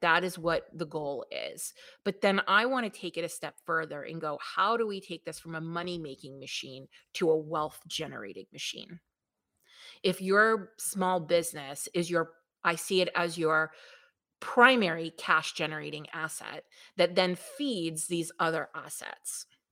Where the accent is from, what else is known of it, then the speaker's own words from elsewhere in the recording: New York, United States; accent: New York; I am from New York, if you cannot tell by my lovely melodious accent